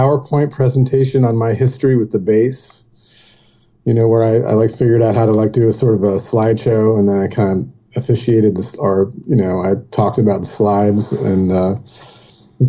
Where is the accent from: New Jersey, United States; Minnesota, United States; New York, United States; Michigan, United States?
Michigan, United States; Jackson; moved away; also born or lived in Dayton, Ohio / California; my family moved to Jackson, Michigan, kind of shortly after that. So that's where I lived, in Jackson, Michigan